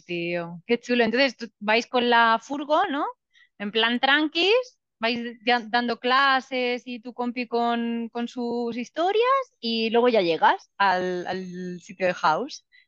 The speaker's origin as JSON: {"language": "Spanish", "country": "Spain", "moved": "yes", "lives_now": "Argentina", "said": "Me siento española"}